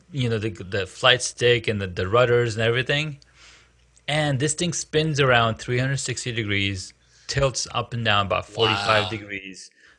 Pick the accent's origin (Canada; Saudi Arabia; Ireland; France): Saudi Arabia; moved away; I grew up in Saudi